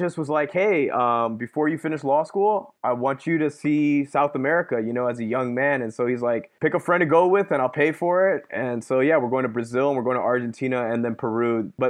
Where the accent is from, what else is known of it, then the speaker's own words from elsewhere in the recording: Hong Kong; also born or lived in London / Texas; now in Chicago, United States; I was born in London. I spent a lot of my childhood in Hong Kong, then moved to Texas, and now I'm living in Chicago.